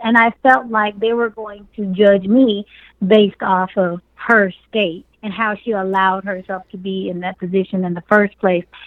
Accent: Dallas, Texas, United States; I was raised in North Dallas Project and in another very impoverished environment um, sector of Dallas called um, Pleasant Grove

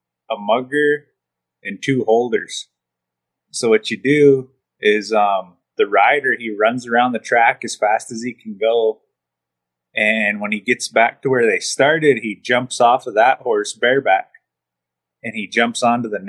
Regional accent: Browning, Montana, United States; I grew up here on the Blackfeet Reservation in Browning, Montana.

